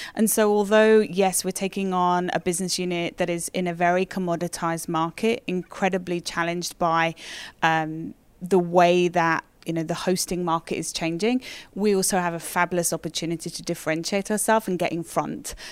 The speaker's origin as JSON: {"language": "English", "country": "United Kingdom", "also_born_or_lived": "London, United Kingdom", "moved": "as an adult", "lives_now": "Toronto, Canada", "said": "being a Brit"}